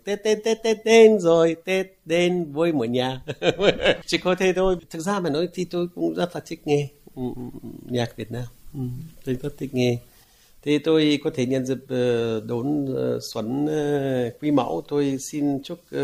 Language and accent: Vietnamese; Palestine; first language Arabic; Vietnamese is a second language; moved away as an adult; now in Vietnam; Tất nhiên tôi là một người Palestine, sinh ra và lớn lên ở Palestine